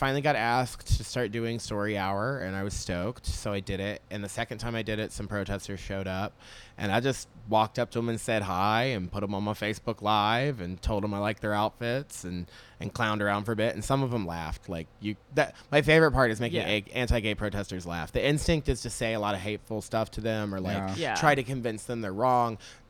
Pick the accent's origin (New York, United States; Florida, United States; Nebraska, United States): Florida, United States; Jacksonville; I'm from Jacksonville